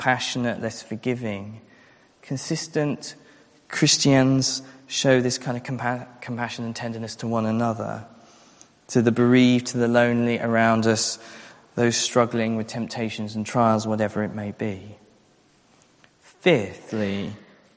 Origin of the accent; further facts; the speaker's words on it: England, United Kingdom; our culture as English, British, maybe European people